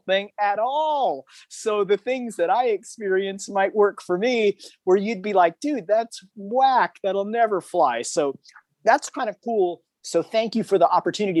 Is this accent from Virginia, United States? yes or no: no; Hermosa Beach, California, United States; from Hermosa Beach, California